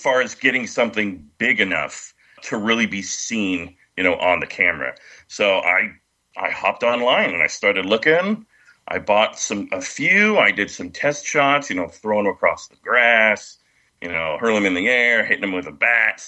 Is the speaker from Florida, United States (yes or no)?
no; California, United States; I'm from California